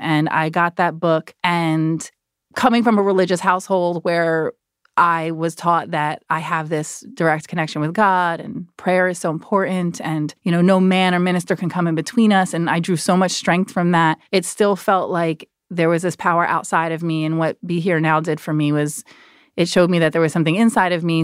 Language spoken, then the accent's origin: English; New Jersey, United States; I'm from Jersey